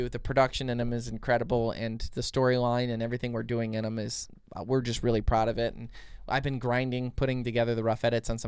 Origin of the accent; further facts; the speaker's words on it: Michigan, United States; We're from Michigan, okay?